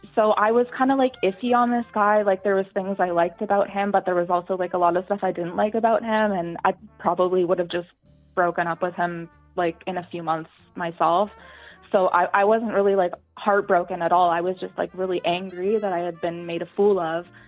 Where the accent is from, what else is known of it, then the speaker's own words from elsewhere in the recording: Canada; I'm from Canada actually, so we we both work for a Canadian airline.